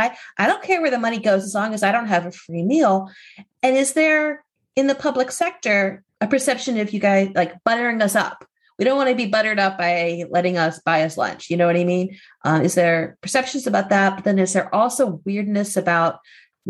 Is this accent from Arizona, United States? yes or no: no; Hershey, Pennsylvania, United States; I grew up in a town where everybody loved Reese's peanut butter cups. I mean, maybe there was some peanut butter allergies somewhere, but I'm from Hershey, Pennsylvania.